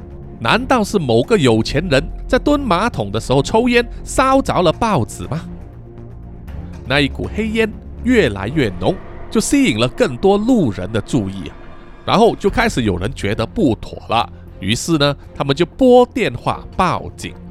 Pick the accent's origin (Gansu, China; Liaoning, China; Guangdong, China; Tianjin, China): Guangdong, China; accent: Cantonese; 啊，我们广东话呢叫做“啱啱沉沉”啊